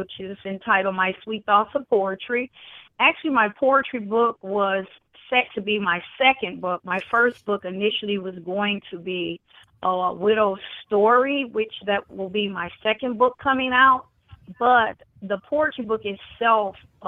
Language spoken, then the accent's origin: English; Chicago, Illinois, United States; I am originally from Chicago